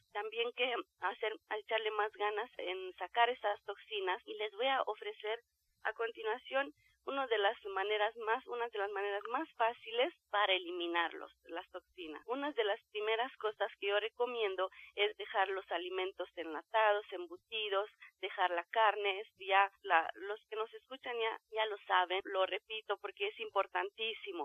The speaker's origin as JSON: {"language": "Spanish", "country": "Romania", "moved": "yes", "lives_now": "Mexico City, Mexico", "said": "del país de donde yo vengo, de Rumania"}